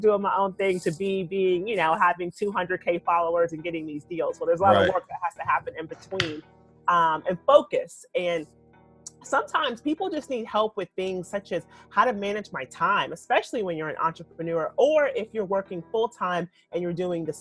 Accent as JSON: {"language": "English", "region": "Louisiana", "country": "United States", "said": "I'm from Louisiana"}